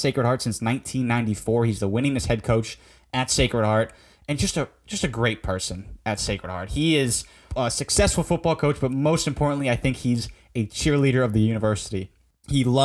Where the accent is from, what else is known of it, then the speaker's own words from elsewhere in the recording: Fairfield, Connecticut, United States; I was raised in Fairfield, Connecticut